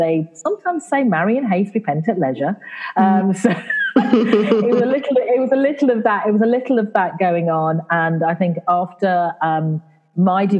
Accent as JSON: {"language": "English", "region": "England", "country": "United Kingdom", "accent": "English", "moved": "yes", "lives_now": "Caribbean", "said": "my accent, it's English. Mm-hmm. Even though I live in the Caribbean, I am of Caribbean parentage"}